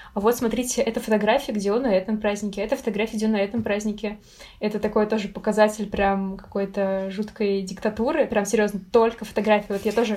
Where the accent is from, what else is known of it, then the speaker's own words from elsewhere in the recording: Russia; я из России